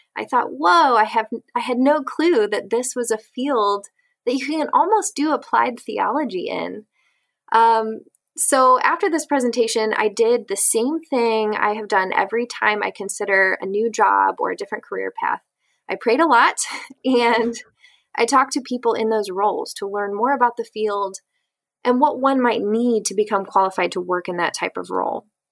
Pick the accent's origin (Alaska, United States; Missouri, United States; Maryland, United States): Missouri, United States; St. Louis; also born or lived in Atchison, Kansas; I am originally from St. Louis, Missouri, and I currently live here with my husband